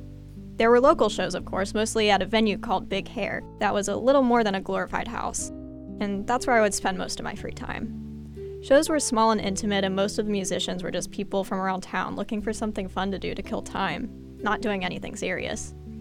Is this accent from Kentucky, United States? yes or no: yes; Lexington, Kentucky, United States; moved away as an adult; now in Chicago, United States; I'm from Lexington, Kentucky. Not necessarily a small town with around 300,000 people, but that doesn't stop it from being secluded from the rest of the world.